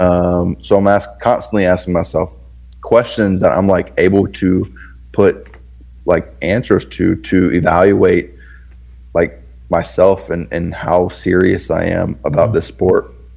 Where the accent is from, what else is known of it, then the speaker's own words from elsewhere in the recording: the South, Southern United States, United States; I'm in the South, so I grew up in the Bible Belt